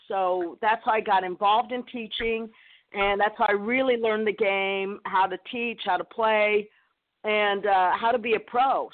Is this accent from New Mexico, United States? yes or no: yes; New Mexico, United States; played junior tennis in New Mexico